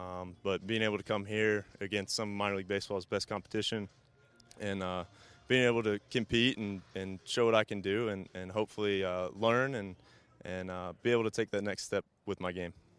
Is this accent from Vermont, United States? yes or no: no; Atlanta, Georgia, United States; born or raised there